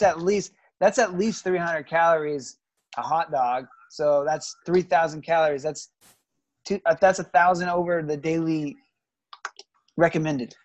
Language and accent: English; Georgia, United States; also born or lived in Nebraska; I'm from Georgia too